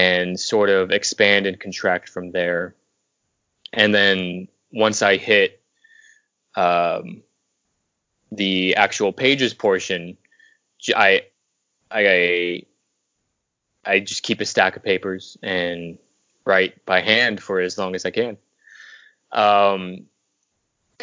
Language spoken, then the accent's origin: English; Southern California, United States; now in Los Angeles, United States; I'm from Southern California. I was born about an hour outside LA.